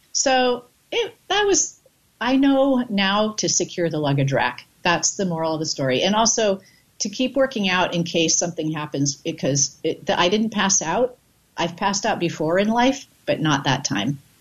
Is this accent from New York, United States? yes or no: no; Bay Area, California, United States; lived in the Bay Area and went to the Bay Area Comedy Festival when I was underage.